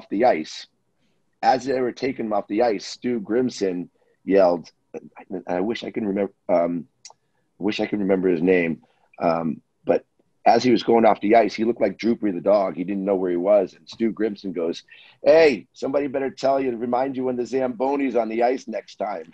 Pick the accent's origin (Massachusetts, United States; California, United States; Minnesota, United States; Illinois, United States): Massachusetts, United States; Boston; I was from Boston.